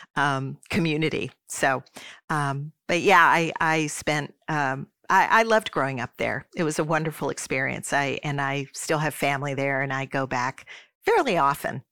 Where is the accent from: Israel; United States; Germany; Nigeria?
United States; Swarthmore, Pennsylvania; moved away as an adult; also born or lived in Michigan / Saint Paul, Minnesota; my hometown of Swarthmore, Pennsylvania, as the place where we were going to live as a family. So, I spent the vast majority of my youth kindergarten through twelfth grade, um, there